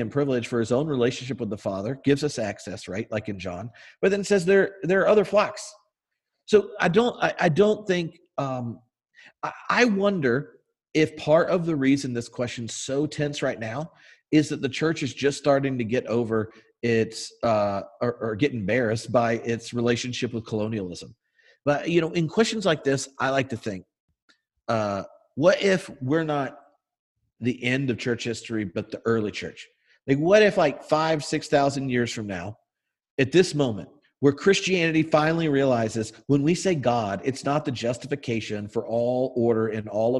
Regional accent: the South, United States; we grew up in the South

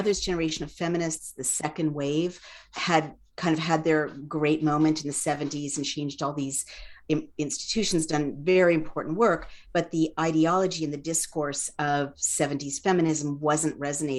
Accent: San Francisco, California, United States; So Parnassus Heights, right above the Haight-Ashbury.

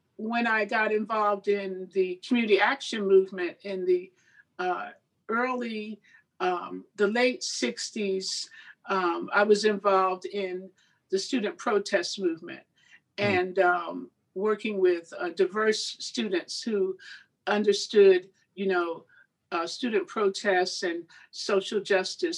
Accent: Red Bank, New Jersey, United States; my hometown, Red Bank, New Jersey

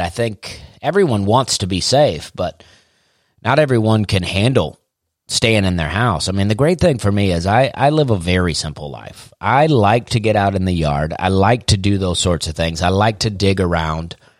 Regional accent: Opelika, Alabama, United States; born or raised there; moved away as an adult; also born or lived in Charleston, South Carolina

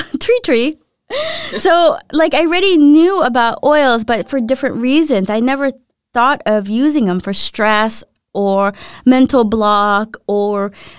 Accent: Philippines; or not grew up in the Philippines, but I'm from the Philippines, so coconut oil is like essential there.

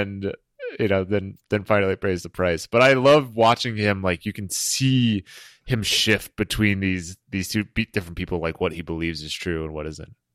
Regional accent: New England, United States; I grew up in New England.

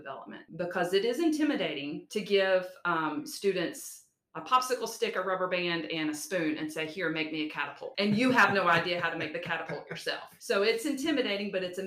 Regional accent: the South, United States; accent: Southern twang; being a Southerner at that, my dialect is very thick. My twang is definitely

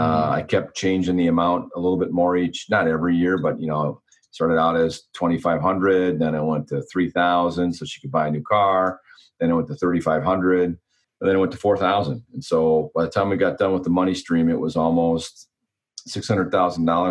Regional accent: Wisconsin, United States; moved away; also born or lived in Minneapolis, Minnesota / Bloomington, Minnesota; I grew up in Wisconsin and I lived in Minneapolis, Bloomington for a long time

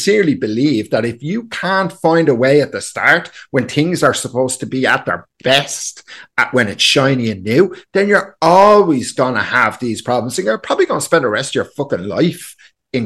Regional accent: Ireland

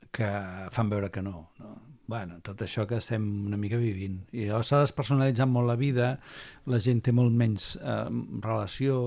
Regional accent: Barcelona, Catalonia, Spain; Jo havia viscut sempre a Barcelona, primer a Poble després a Gràcia

